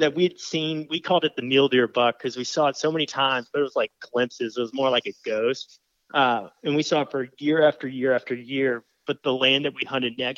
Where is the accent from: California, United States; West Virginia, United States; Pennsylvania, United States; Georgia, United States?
Georgia, United States; Atlanta; moved away as an adult; also born or lived in Montgomery, Alabama; now in Tennessee, United States; I grew up in Atlanta. That's where I hail from. And so I went to high school in South Atlanta